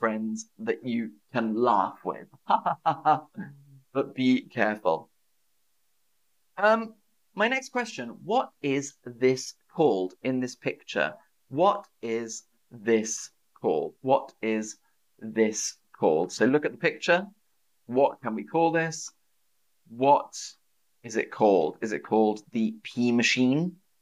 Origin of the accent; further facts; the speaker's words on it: United Kingdom; as a British person